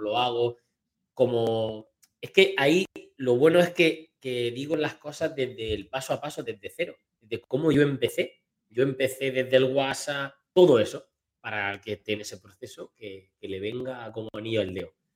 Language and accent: Spanish; Sierra de Segura, Andalusia, Spain; aquí en mi pueblo